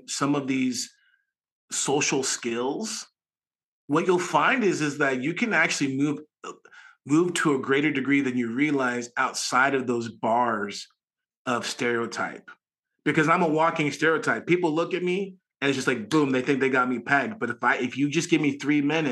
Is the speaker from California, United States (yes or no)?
yes; Garden Grove, California, United States; I'm from Garden Grove